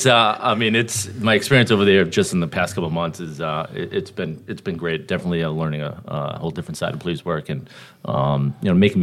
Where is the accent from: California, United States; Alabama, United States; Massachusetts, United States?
Massachusetts, United States; Boston; moved away as an adult; also born or lived in Southwest Virginia; Originally from Boston, Mass. You guys can probably tell my accent here.